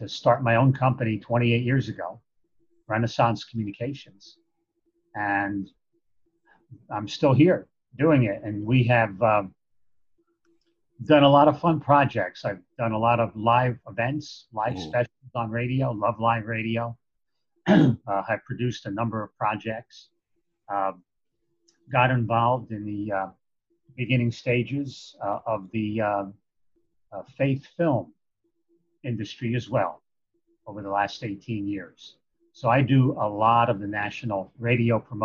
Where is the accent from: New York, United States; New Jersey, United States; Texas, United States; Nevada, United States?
New Jersey, United States; Paterson; also born or lived in Boston; I was born and raised right here in North Jersey, Paterson area